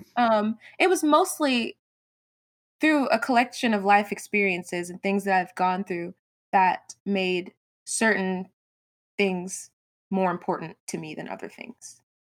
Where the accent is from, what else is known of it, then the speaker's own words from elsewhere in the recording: Georgia, United States; also born or lived in Brooklyn, New York; I was born in Brooklyn, New York, but moved to a little suburb in Georgia when I was, like, eight. I've been here ever since.